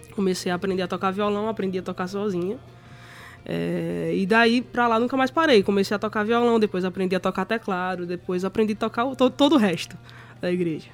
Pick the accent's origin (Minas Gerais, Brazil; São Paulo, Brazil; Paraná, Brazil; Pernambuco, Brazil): Pernambuco, Brazil; Camutanga; moved away as an adult; now in João Pessoa, Brazil; Eu sou de Camutanga, Pernambuco. É lá no interiorzinho, quase na divisa com a Paraíba